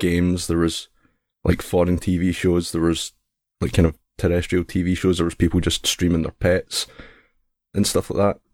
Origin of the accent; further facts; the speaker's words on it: Scotland, United Kingdom; accent: Scottish; I'm Scottish